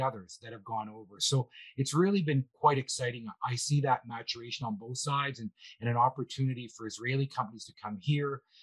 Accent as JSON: {"language": "English", "country": "Canada", "said": "we are a little quieter. Perhaps it's the weather where it's a little bit colder up here"}